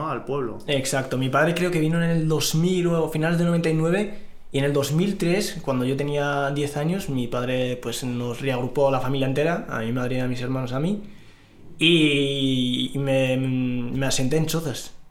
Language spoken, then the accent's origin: Spanish; Risana, Tanger-Tetouan-Al Hoceima, Morocco; vengo de Marruecos, eh, exactamente de un pueblo a un pueblo rural, al norte de Marruecos, está eh, está Larache, bueno, pues yo vivía en un pueblo rural, Risana